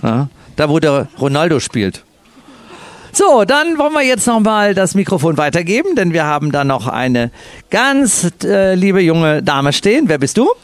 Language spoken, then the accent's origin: German; Cologne, North Rhine-Westphalia, Germany; Ich bin ja Kölner